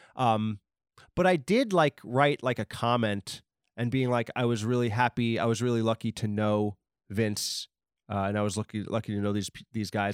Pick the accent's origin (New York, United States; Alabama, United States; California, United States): New York, United States; Long Island; Steve Buscemi from Boardwalk Empire and a million other movies is from my hometown